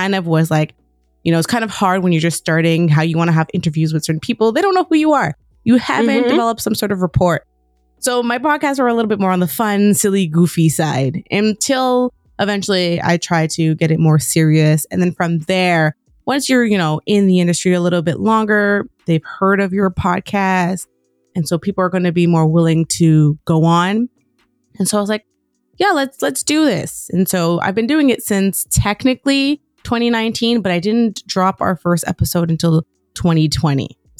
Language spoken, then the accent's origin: English; Quebec, Canada; being that I'm from originally from Quebec, all the podcasts I were finding were French.